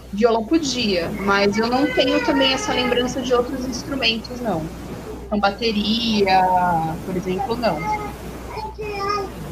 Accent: São Paulo, Brazil; now in Minas Gerais, Brazil; eu estou morando em Minas, mas eu sou de São Paulo

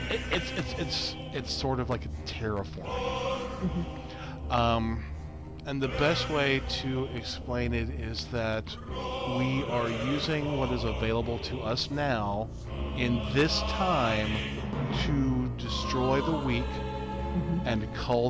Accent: the South, United States; we're from the South.

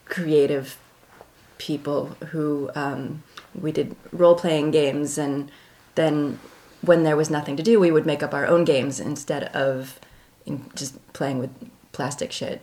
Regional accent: Canton, Ohio, United States; moved away as an adult; also born or lived in Milwaukee; now in Philadelphia, United States; I was born in Canton, Ohio on October 10th, 1972

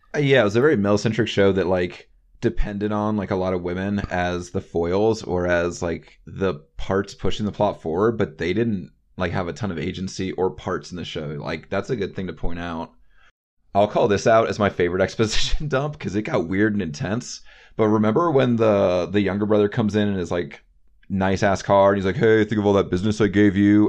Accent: North Carolina, United States; I'm from North Carolina.

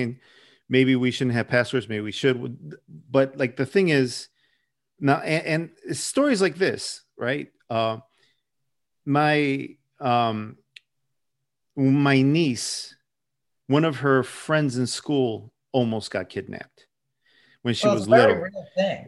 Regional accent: Chicago, Illinois, United States; I grew up on the southwest side of Chicago in an area called Little Village

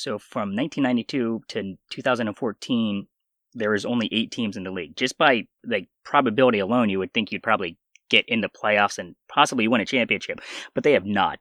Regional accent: Pennsylvania, United States; also born or lived in South Korea; I was adopted from South Korea at the age of four months, and then I grew up in Pennsylvania

